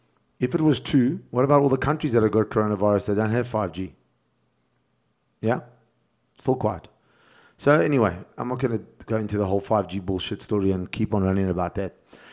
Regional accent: South Africa; And I'm speaking as from a South African point of view, because we're in South Africa and I'm in South Africa

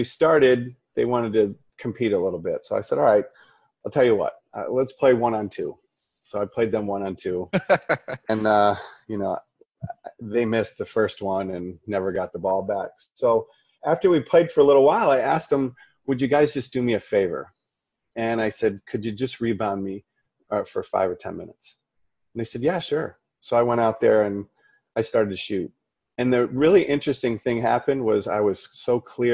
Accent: Detroit, Michigan, United States; I grew up in Detroit

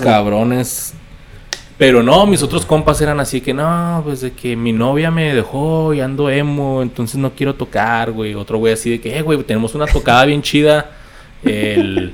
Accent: Ciudad Juárez, Chihuahua, Mexico; also born or lived in Mexico City / El Paso, Texas, United States; la vida me trajo de, regreso a, Ciudad Juárez.

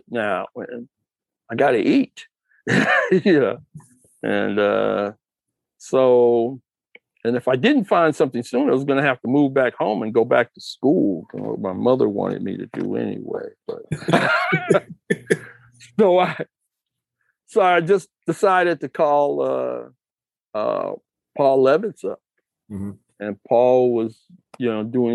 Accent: Detroit, Michigan, United States; moved away; I'm from Detroit

